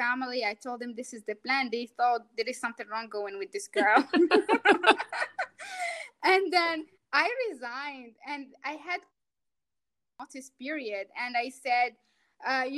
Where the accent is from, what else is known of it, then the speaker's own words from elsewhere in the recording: Morocco; moved away as an adult; also born or lived in New Zealand; now in Malaysia; I'm from Morocco.